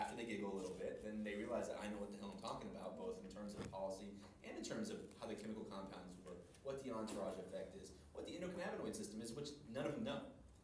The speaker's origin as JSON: {"language": "English", "region": "Florida", "country": "United States", "said": "I keep using Florida because I'm from Florida."}